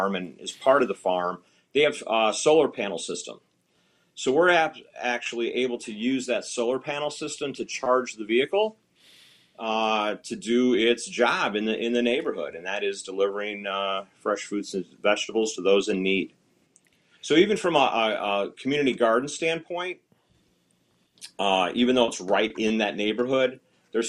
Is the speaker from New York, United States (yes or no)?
no; Northwest Indiana, United States; I'm originally from Northwest Indiana